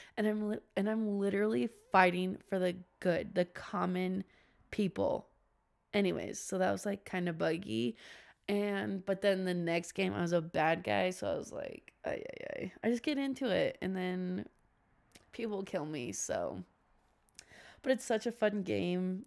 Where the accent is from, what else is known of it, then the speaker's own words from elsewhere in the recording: Washington, United States; I'm actually from Washington